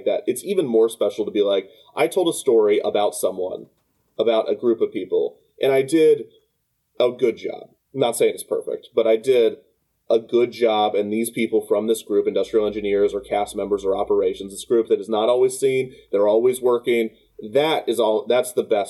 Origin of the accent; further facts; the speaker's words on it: Kansas City, Missouri, United States; I grew up in Kansas City and we have Worlds of Fun